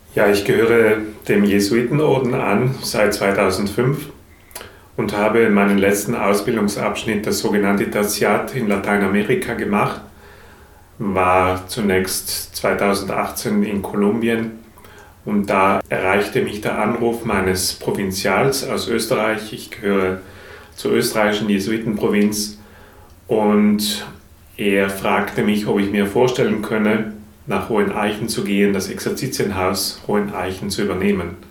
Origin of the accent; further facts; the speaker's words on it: South Tyrol, Trentino-Alto Adige, Italy; moved away as an adult; now in Dresden, Germany; Ich komme ursprünglich aus Südtirol, bin ein sehr naturverbundener Mensch, von Kindheit